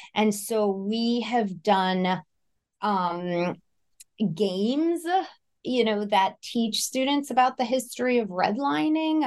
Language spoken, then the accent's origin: English; Elizabeth, New Jersey, United States; I grew up in North Jersey, Elizabeth, New Jersey